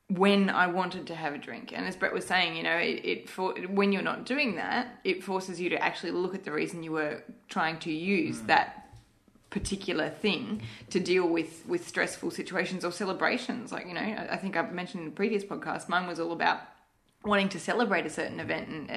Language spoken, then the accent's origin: English; Malaysia; moved away; I grew up in Malaysia